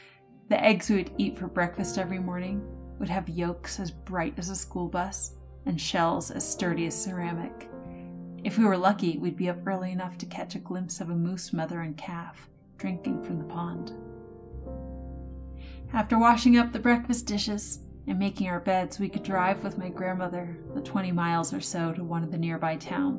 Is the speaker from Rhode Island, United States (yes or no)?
no; Connecticut, United States; now in Maine, United States; My parents met and married in Maine, and my grandmother lived here for most of my childhood. But I was born and raised in Connecticut. We moved a lot, but Maine remained the constant in my life, and now I live here.